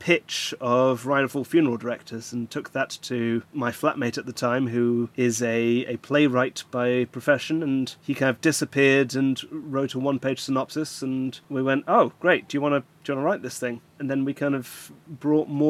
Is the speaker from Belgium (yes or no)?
yes; Flanders, Belgium; moved away; I grew up in Belgium, and I would have grown up watching Star Trek on Flemish TV